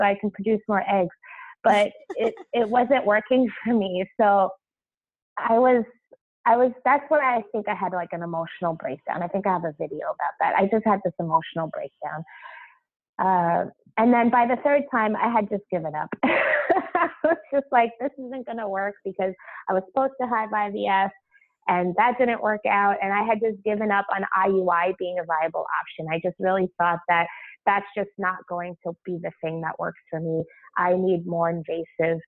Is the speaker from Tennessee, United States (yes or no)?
no; Long Island, New York, United States; also born or lived in Brooklyn; I grew up on Long Island